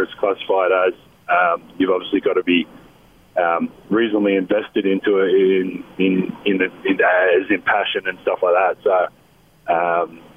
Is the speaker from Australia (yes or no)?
yes; Australia; moved away; I'm Australian, I've grown up there